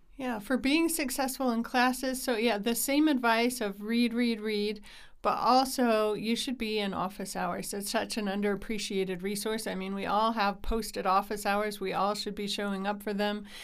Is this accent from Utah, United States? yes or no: yes; Utah, United States; I grew up here in Utah. I've lived here most of my life